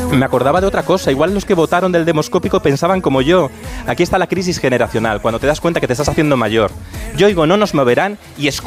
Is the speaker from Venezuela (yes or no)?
no; Cantabria, Spain; moved away; que voy a mi tierra.